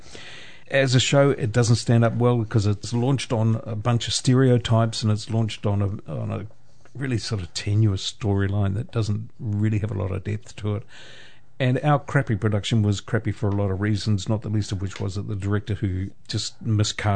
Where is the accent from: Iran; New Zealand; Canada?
New Zealand; Putaruru, Waikato; my hometown of Potaruru